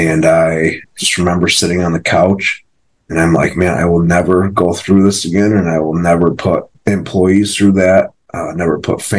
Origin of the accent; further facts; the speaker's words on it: Rochester, New York, United States; I'm from Rochester, New York, upstate New York. I own a couple businesses up here